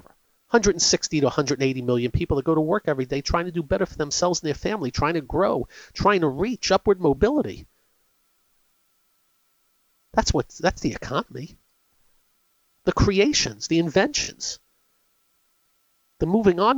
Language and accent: English; United States; As an American